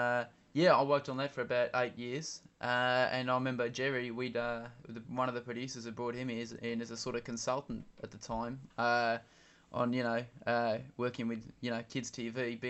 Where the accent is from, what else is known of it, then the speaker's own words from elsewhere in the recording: Barry Island, Wales, United Kingdom; I'm from Barrie Island in Wales.